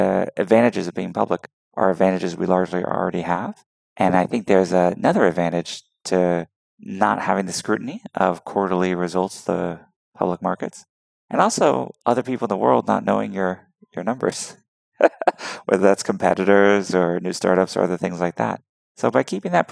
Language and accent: English; Houston, Texas, United States; I'm from Texas, so people think I'm a country bumpkin, but I really grew up in the cities, and Houston is a huge, thriving metropolis